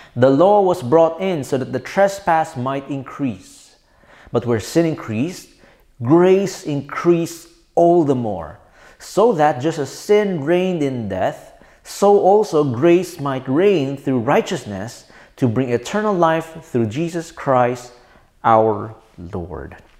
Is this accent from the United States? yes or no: no; Philippines; I'm a Filipino citizen